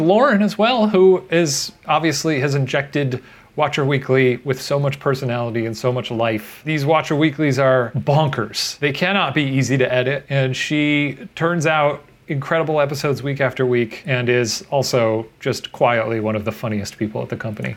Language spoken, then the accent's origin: English; Midwest, United States; now in Los Angeles, United States; I'm from the Midwest